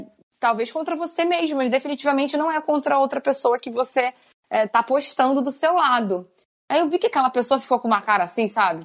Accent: Rio de Janeiro, Brazil; now in São Paulo, Brazil; eu sou carioca

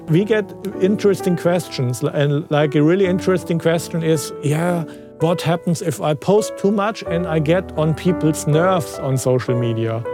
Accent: Frankfurt, Hesse, Germany; I was from Frankfurt area

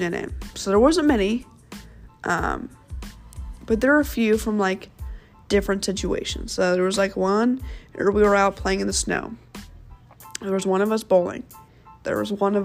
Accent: Kansas City, United States; also born or lived in St. Louis, Missouri; when I moved from St. Louis to Kansas City, when I was in, second grade

